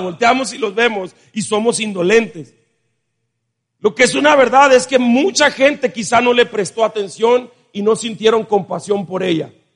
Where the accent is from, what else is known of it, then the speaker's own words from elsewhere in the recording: Mexico; Nosotros como mexicanos